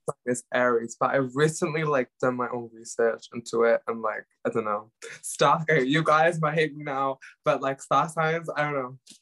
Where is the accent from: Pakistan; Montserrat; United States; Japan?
Pakistan; English is a second language; now in Cardiff, United Kingdom; I am Pakistani